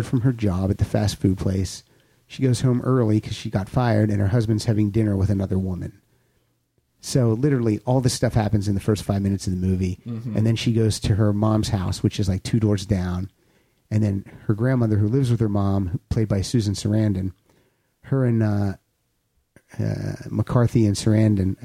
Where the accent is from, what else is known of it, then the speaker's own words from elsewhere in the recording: Pennsylvania, United States; now in Southern California, United States; I'm from Pennsylvania